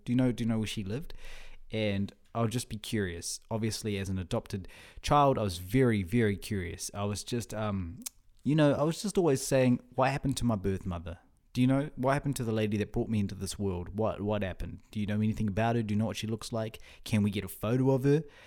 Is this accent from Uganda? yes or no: no; Whangarei, Northland, New Zealand; first language Russian; moved away as an adult; also born or lived in Russia; now in Auckland, New Zealand; we also had support groups in our town, in Whangarei, my, my hometown.